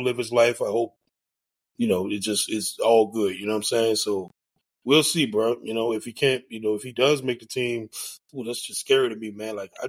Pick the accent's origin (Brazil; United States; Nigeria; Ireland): United States; the South; I'm from the South, man.